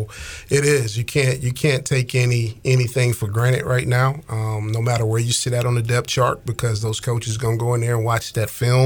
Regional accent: Atlanta, Georgia, United States; I'm from Atlanta

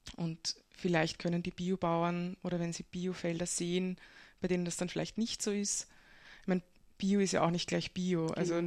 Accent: Breitenfurt bei Wien, Lower Austria, Austria; moved away as an adult; also born or lived in Vienna; now in Kobersdorf, Austria; ich bin geboren in Wien und aufgewachsen in Brettenfurt bei Wien

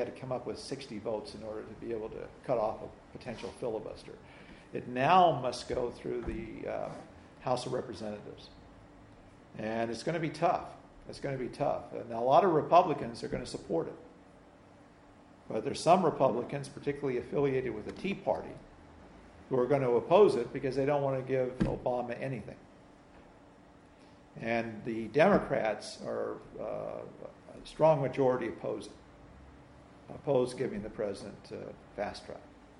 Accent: Utah, United States; Orrin Hatch, from my home state.

